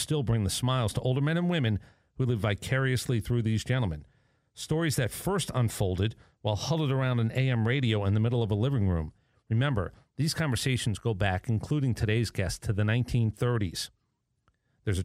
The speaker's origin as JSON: {"language": "English", "region": "Northeast", "country": "United States", "tie": "born or raised there", "said": "I grew up in the Northeast"}